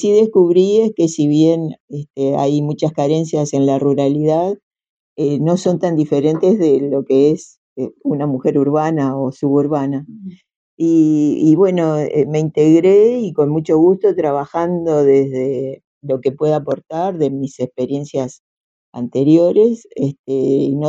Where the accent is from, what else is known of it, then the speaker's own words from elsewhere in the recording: Piriápolis, Maldonado, Uruguay; now in Nueva Carrara, Uruguay; vivo en Nueva Carrara, pero soy de Piriápolis. Lo siento así, a pesar de que hace mm. mucho tiempo vivo en Nueva Carrara.